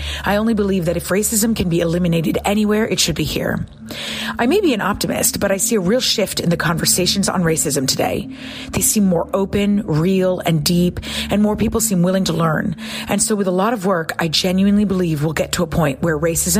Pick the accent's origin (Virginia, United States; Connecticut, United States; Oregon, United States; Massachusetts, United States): Connecticut, United States; I'm from Connecticut. I'm American Lebanese, and because of the experiences my parents had during the Civil War in Lebanon, they told me every day how lucky I was to be born in the United States.